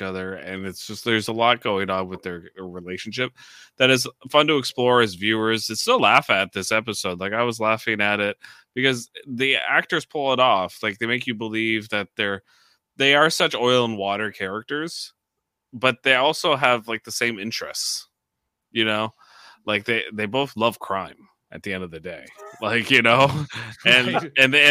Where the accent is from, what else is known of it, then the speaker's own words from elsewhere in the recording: Canada; we're Canadian.